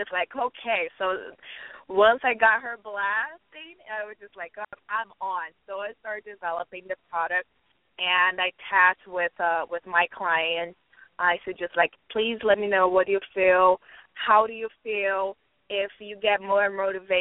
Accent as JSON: {"language": "English", "country": "Brazil", "moved": "as an adult", "said": "I am from Brazil, right? I'm here, I would say, for 5 years."}